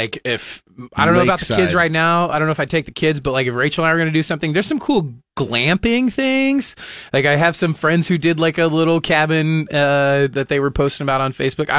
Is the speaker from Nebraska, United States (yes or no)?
yes; Ord, Nebraska, United States; also born or lived in Wayne, Nebraska; I would definitely put my hometown on the map.